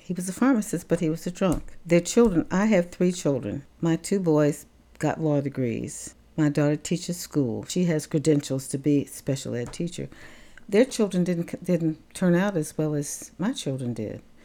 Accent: Tampa, Florida, United States; I was born in November of nineteen thirty-nine in Tampa, Florida

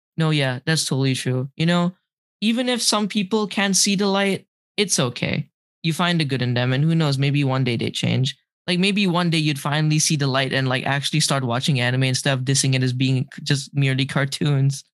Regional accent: Malaysia; now in Boston, United States; growing up in Malaysia

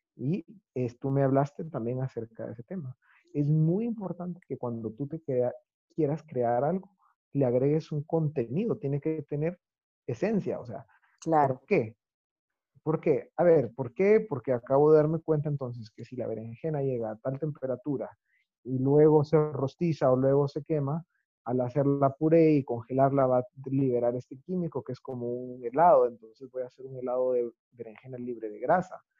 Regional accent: Guatemala; yo nací en Guatemala

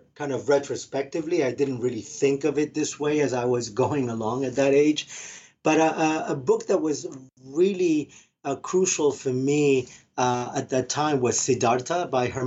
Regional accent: Argentina; moved away; I'm originally from Argentina

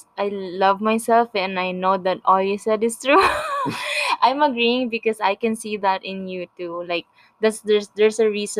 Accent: Philippines; moved away as an adult; now in Canada; I grew up in the Philippines

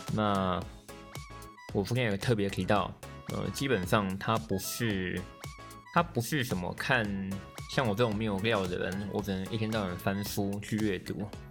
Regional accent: Neipu, Pingtung County, Taiwan; 我老家在屏东县内埔乡

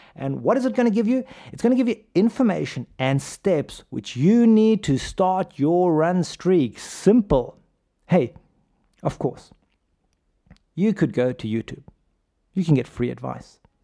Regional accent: Pretoria, Gauteng, South Africa; I grew up in South Africa. As you can tell from my accent, hey, I'm just a kid from 34 Lampet Street in the Willows. Shout out to Hoerskool de Wilgers

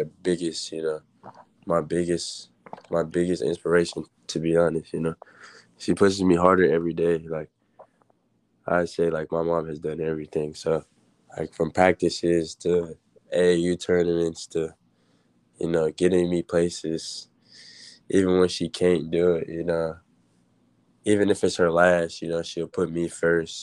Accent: Maryland, United States; I'm from Maryland

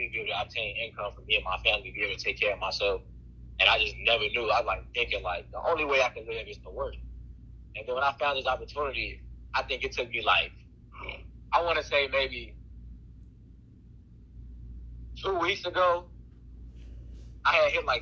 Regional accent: Chicago, Illinois, United States; I'm from Chicago.

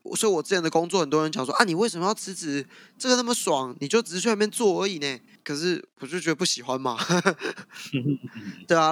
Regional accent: southern Taiwan, Taiwan; 我本身是南部人

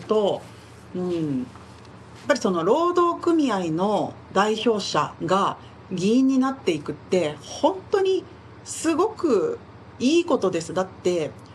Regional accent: Nagoya, Aichi, Japan; 私も名古屋で生まれ育ったので

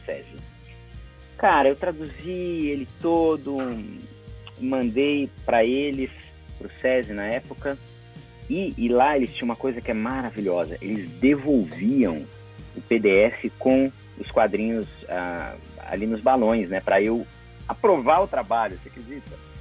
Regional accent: São Paulo, Brazil; eu tô falando aqui de São Paulo, uhum. cidade onde eu nasci, onde eu estudei e onde eu, eu trabalho

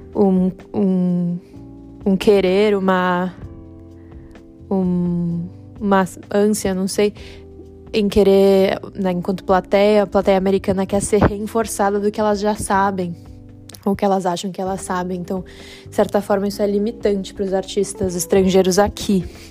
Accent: Brazil; now in United States; eu, como brasileira

